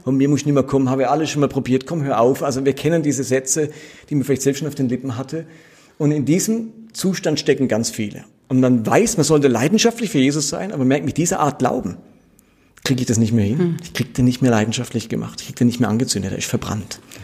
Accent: Karlsruhe, Baden-Württemberg, Germany; also born or lived in Basel; aufgewachsen bin ich in Karlsruhe katholisch

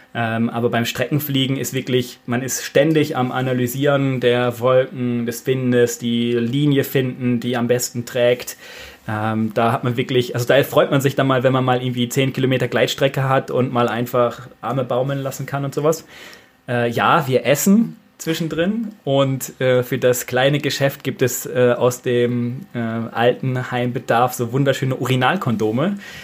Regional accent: near Bielefeld, North Rhine-Westphalia, Germany; moved away as an adult; now in Austria; aus der Nähe von Bielefeld, weil Bielefeld an sich gibt es ja nicht, bevor die Frage jetzt kommt. Ähm, genau, da komme ich gebürtig her und bin jetzt seit äh, sieben Jahren hier in Österreich

